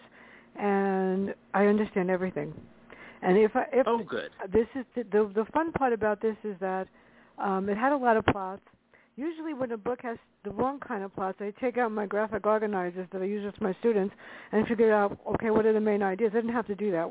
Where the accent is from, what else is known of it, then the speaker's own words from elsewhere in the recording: New York City, New York, United States; I grew up in the South Bronx, and in the South Bronx on the concourse, there was a Paradise Theater